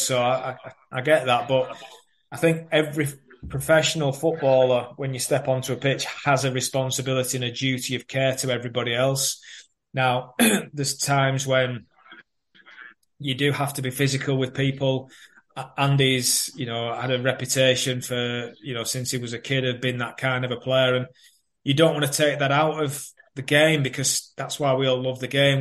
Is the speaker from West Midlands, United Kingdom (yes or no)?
no; Burnley, North West England, United Kingdom; moved away; also born or lived in Manchester / Reading; my hometown Burnley